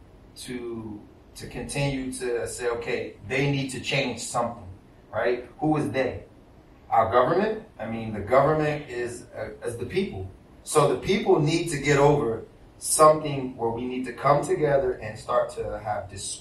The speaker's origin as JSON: {"language": "English", "region": "East Coast", "country": "United States", "moved": "yes", "said": "I was from the East Coast"}